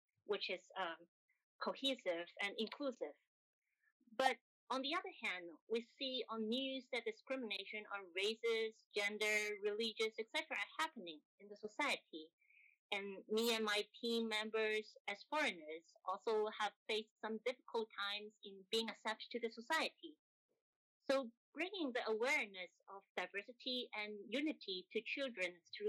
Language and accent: English; Hong Kong; moved away as an adult; also born or lived in Japan; now in Germany; I am from Hong Kong